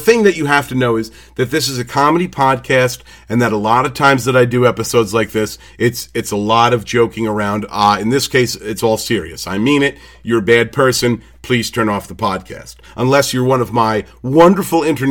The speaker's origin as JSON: {"language": "English", "country": "United States", "said": "I'm from America"}